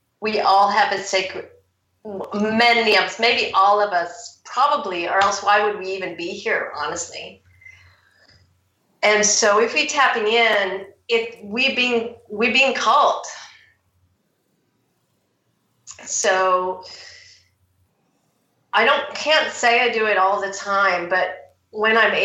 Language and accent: English; United States; moved away as an adult; also born or lived in Seattle; now in Surrey, United Kingdom; I'm American